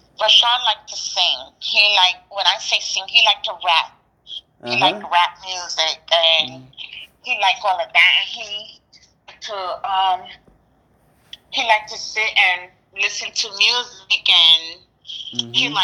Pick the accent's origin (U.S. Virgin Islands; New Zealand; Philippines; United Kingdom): U.S. Virgin Islands; Charlotte Amalie; now in New York City, United States; I was born here in New York, and I was raised in the Virgin Islands. That's where I was mostly raised